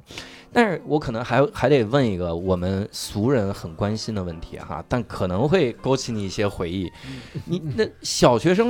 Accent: Inner Mongolia, China; 而且我小学在内蒙念的， {S2} 嗯 {S1} 咱们西北人是很聪明的

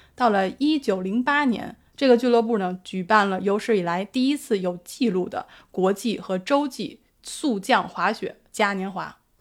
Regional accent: Beijing, China; 因为我的故乡是在北京

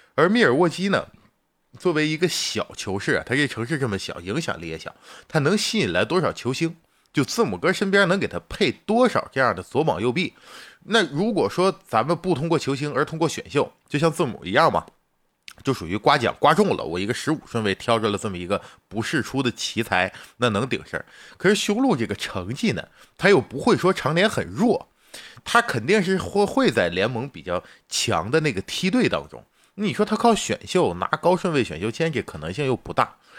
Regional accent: China; 咱们是中国人

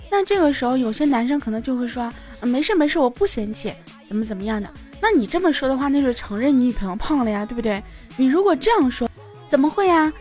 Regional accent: China; 我们中国人自己的情人节。

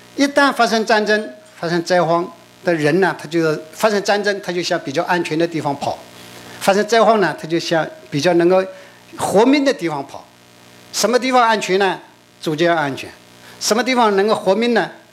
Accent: Shanghai, China; 我们上海人讲那个叫巴新桥

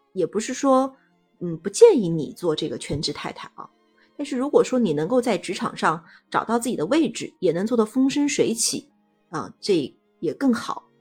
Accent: Ningbo, Zhejiang, China; 我来自浙江宁波，现在是三个娃的妈妈

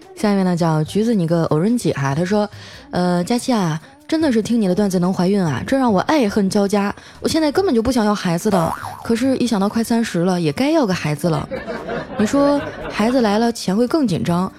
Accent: Harbin, Heilongjiang, China; now in Shanghai, China; 我就代表我们美丽的哈尔滨

